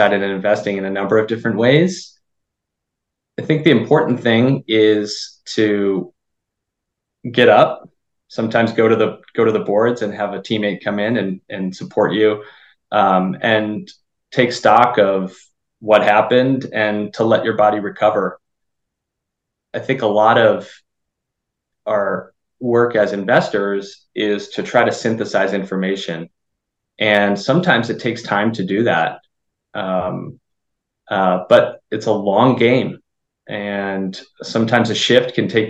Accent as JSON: {"language": "English", "region": "Minnesota", "country": "United States", "tie": "born or raised there", "moved": "yes", "lives_now": "Los Angeles, United States", "said": "I'm originally from Minnesota, grew up on one of 10,000 lakes and hockey player since I could walk."}